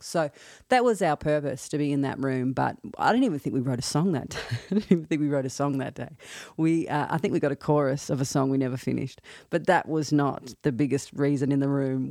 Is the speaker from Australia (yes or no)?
yes; Australia; accent: Australian; moved away as an adult; now in Nashville, United States; I'm an Australian, as you can probably tell by my accent.